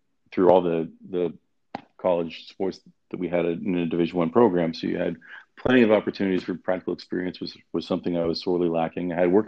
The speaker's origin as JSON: {"language": "English", "town": "Toronto", "region": "Ontario", "country": "Canada", "tie": "born or raised there", "also_born_or_lived": "Athens, Ohio / New York", "moved": "as an adult", "lives_now": "United States", "said": "growing up in Toronto"}